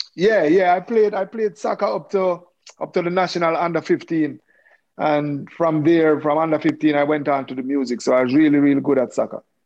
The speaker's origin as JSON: {"language": "English", "town": "Kingston", "country": "Jamaica", "tie": "born or raised there", "said": "I was born and raised in Kingston, Jamaica."}